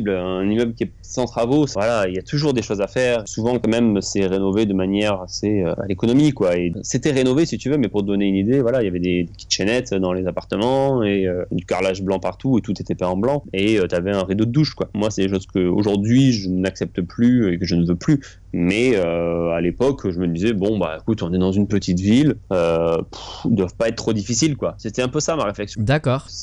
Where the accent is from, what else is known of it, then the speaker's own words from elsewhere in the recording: Toulouse, Occitania, France; moved away as an adult; also born or lived in Bordeaux / Paris; Moi, je suis toulousain. j'ai fait mes études à Toulouse